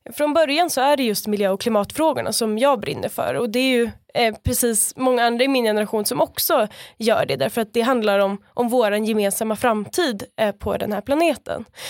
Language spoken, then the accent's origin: Swedish; Stockholm area, Stockholm County, Sweden; moved away as an adult; now in Skåne, Sweden; jag kommer ju från början från eh, Stockholmsområdet